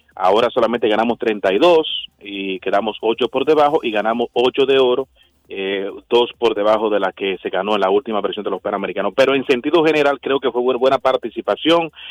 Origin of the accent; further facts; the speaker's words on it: Cibao, Dominican Republic; soy cibaeño de pura cepa, desde chiquitico